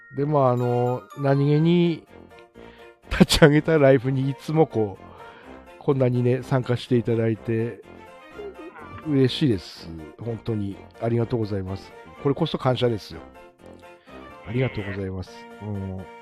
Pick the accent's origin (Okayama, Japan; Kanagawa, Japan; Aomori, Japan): Aomori, Japan; also born or lived in Australia / Iwate; 生まれも育ちも青森ですね